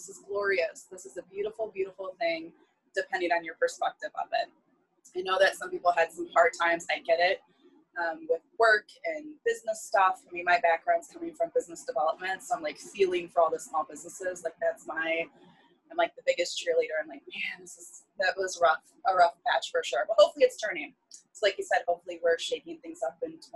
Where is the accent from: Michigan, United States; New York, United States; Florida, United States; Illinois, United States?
Michigan, United States; Northern; I'm from Northern Michigan